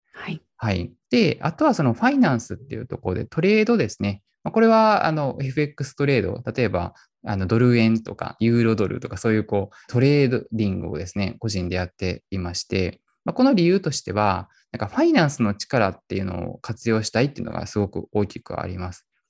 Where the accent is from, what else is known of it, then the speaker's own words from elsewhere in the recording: Kyoto, Japan; also born or lived in Dubai; 僕生まれも育ちも京都なんで京都にいるんですけど